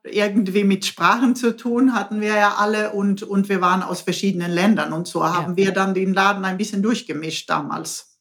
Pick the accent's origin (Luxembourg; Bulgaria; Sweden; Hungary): Sweden; German is a second language; moved away as an adult; now in Baden-Württemberg, Germany; ich bin Schwedin